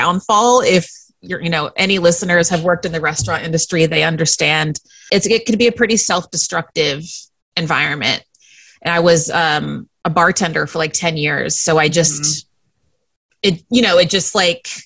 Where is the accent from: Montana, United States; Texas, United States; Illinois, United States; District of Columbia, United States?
Texas, United States; Central; moved away as an adult; also born or lived in Northern California; now in New York City, United States; I was born in Northern California and then moved to Central Texas when I was 8